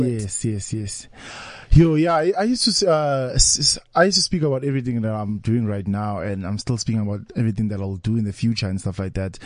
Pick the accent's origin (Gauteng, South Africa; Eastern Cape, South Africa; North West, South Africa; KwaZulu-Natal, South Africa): Gauteng, South Africa; Vosloorus